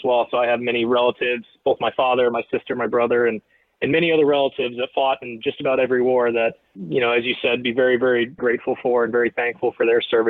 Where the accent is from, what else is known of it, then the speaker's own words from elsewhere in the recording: Indianapolis, Indiana, United States; moved away as an adult; now in Rhode Island, United States; I was raised in Indianapolis